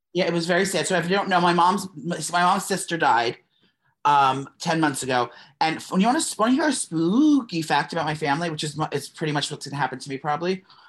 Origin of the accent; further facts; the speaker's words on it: downstate New York, United States; We're New York girls. She's upstate. I'm downstate.